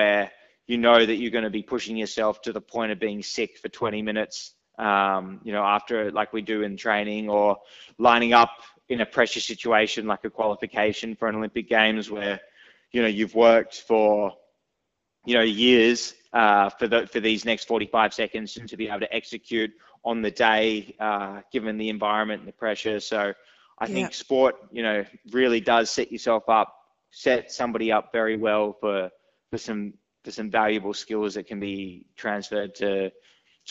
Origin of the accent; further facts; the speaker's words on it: Sydney, New South Wales, Australia; born and raised in Sydney